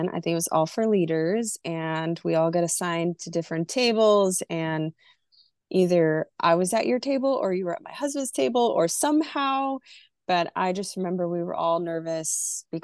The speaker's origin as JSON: {"language": "English", "town": "Burlington", "region": "Vermont", "country": "United States", "tie": "born there", "said": "I was born in Vermont, in Burlington, Vermont, but um, I like to share the part that my mom was in the military and I was conceived in Iceland."}